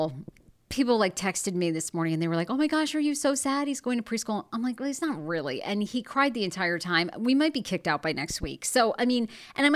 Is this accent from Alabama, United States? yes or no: no; Maine, United States; I grew up in Maine.